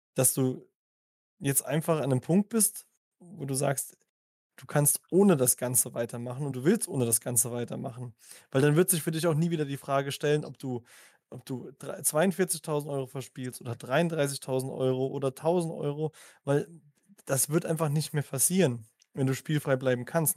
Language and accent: German; Germany; ich bin Deutscher